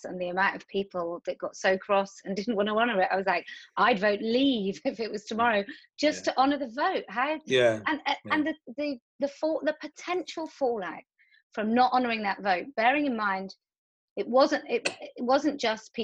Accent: where Clarks shoes were produced, South West England, United Kingdom; I grew up where Clark shoes were produced, and so I remember the last day. I remember the day the last factory closed.

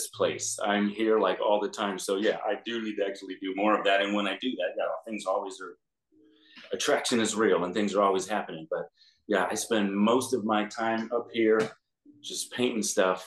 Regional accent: Los Angeles, California, United States; I'm actually born and raised in LA. I mean, LA County in the Valley, but still, I'm one of the only people that was here since birth.

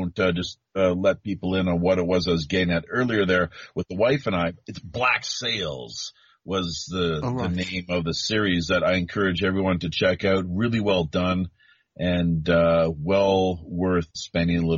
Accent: Canada; moved away as an adult; now in South Korea; I'm the Canadian

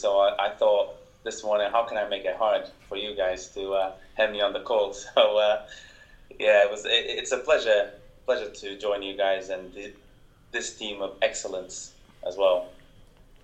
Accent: Portugal; accent: Portuguese; my Portuguese accent.

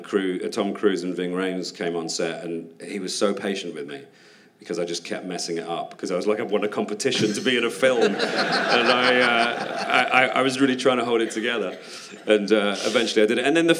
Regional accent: United Kingdom; And as a Brit over there, I just eat everything I can

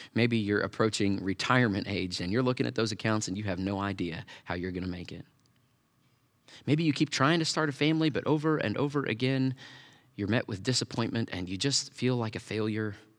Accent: Tornado Alley, United States; I grew up in Tornado Alley

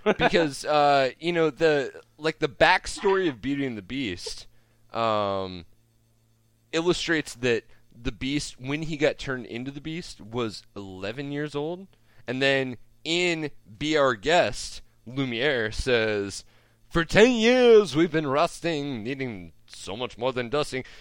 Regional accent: Omaha, Nebraska, United States; I grew up in Omaha

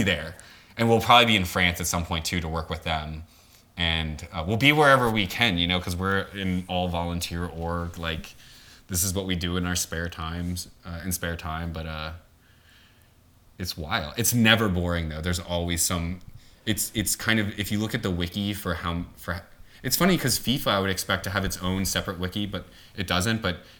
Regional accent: the South, United States; as I was from the South, and it reminds me of the debutante system

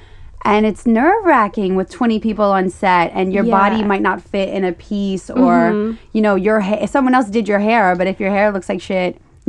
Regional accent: Louisiana, United States; I grew up in Louisiana.

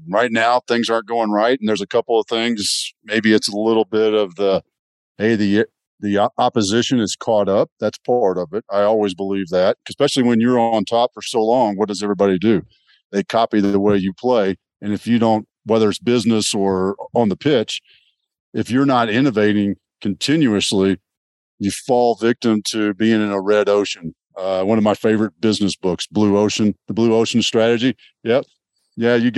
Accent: Texas, United States; I grew up in Texas

